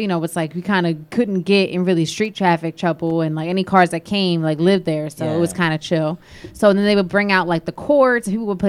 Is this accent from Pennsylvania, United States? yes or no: yes; Philadelphia, Pennsylvania, United States; Anyways, I grew up in Philly, in Alleyne.